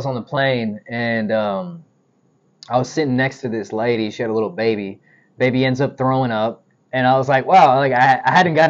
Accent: the South, United States; all I can tell you is I'm proud to say I was raised in the South.

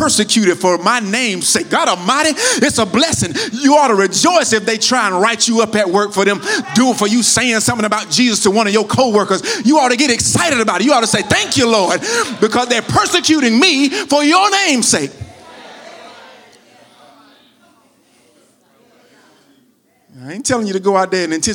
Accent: United States; I'm from America, not from Greece, so I pronounce it the American way

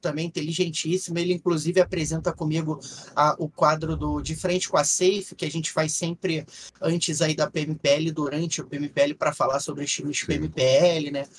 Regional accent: Rio de Janeiro, Brazil; a gente é carioca

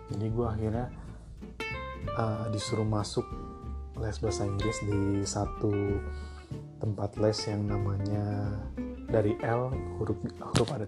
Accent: Bekasi, West Java, Indonesia; also born or lived in Jakarta; gue dari kecil gue ini anak luar planet gue planet Bekasi tumbuh besar di Bekasi walaupun gue lahir di Jakarta

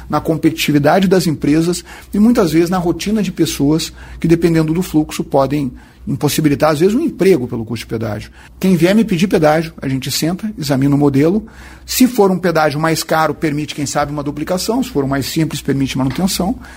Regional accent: Santa Maria, Rio Grande do Sul, Brazil; eu que sou um habitante da região centro do estado, sou de Santa Maria.

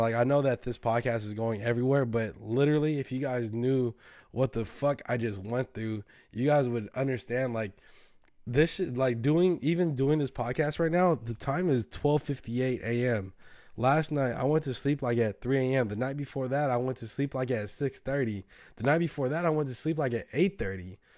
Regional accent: the Bay Area, California, United States; we're from the Bay, bro. Like, we, we're kinda different

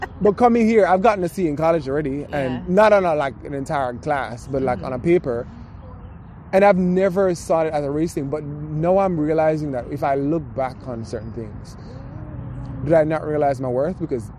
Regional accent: Jamaica; now in United States; Growing up in Jamaica

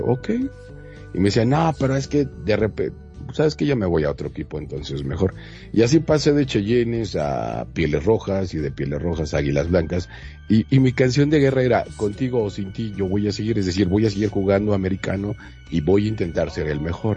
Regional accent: Mexico; como mexicana y mexicanos que somos

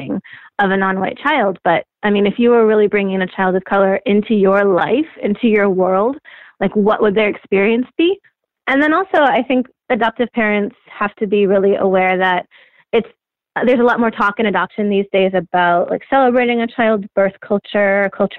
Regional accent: Oregon, United States; moved away; I was back in my home state. I'm not from Portland, but a lot of my friends have moved there and my sister's there

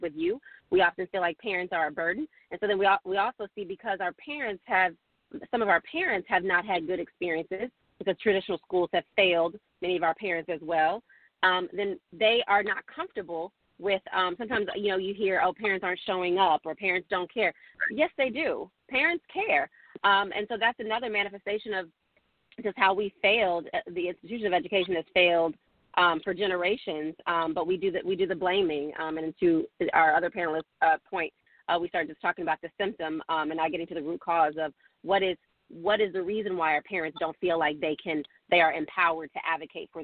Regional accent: Oklahoma, United States; I'm from Oklahoma

